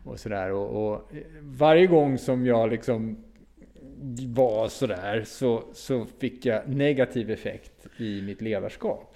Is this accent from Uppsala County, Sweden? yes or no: yes; Uppsala, Uppsala County, Sweden; jag kom från Uppsala